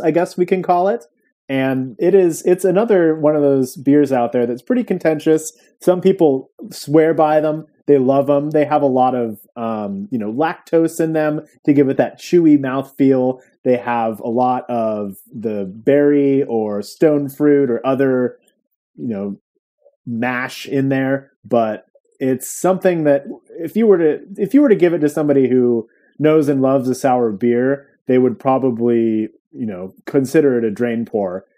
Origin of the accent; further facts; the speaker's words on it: Santa Cruz, California, United States; my hometown of Santa Cruz